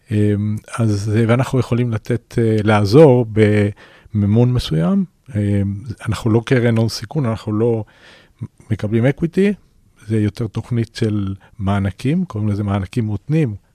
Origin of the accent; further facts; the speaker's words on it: Chile; first language Spanish; Hebrew is a second language; now in Israel; אני אגב לא נולדתי בארץ, אני ילד צ'ילה. עליתי לארץ בש...